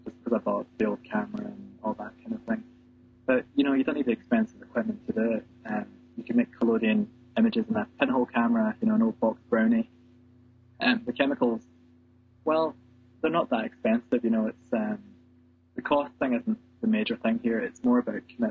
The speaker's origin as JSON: {"language": "English", "region": "Scotland", "country": "United Kingdom", "tie": "born or raised there", "said": "growing up in Scotland"}